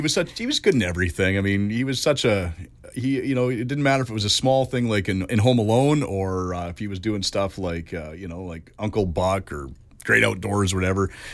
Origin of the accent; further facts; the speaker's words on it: Richmond, British Columbia, Canada; also born or lived in Vancouver / Prince George; I was born in Saint Paul's Hospital, and I, uh, my first year and a half or so, I was in East Van. Uh, and then we moved to Richmond. I grew up in Richmond